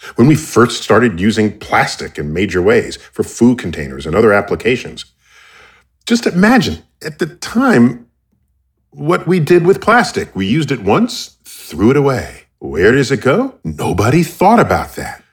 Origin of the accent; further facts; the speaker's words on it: United States; I'm American.